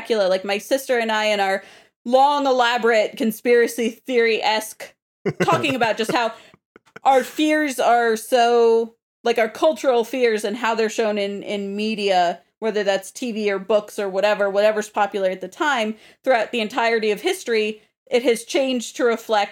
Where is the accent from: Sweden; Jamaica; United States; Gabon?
United States; Southern California; growing up in Southern California